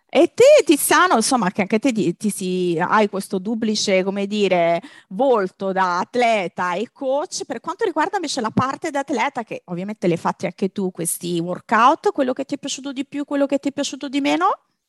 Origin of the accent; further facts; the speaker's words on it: Lazio, Italy; nella mia terra, nel mio Lazio